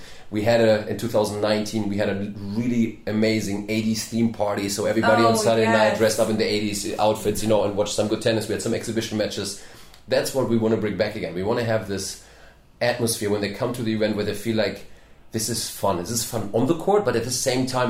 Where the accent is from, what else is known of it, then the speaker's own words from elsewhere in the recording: Germany; moved away as an adult; now in Charleston, United States; I'm from Germany